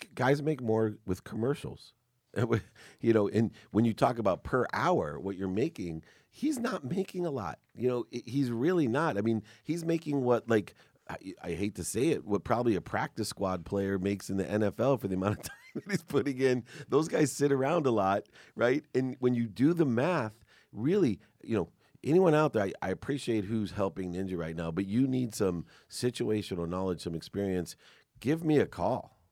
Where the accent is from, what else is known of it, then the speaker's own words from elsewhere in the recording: San Diego, California, United States; growing up in San Diego